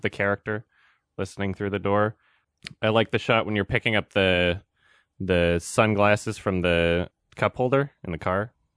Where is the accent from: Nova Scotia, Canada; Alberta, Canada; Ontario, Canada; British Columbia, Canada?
Alberta, Canada; northern; I was born and raised in, in, like, northern Alberta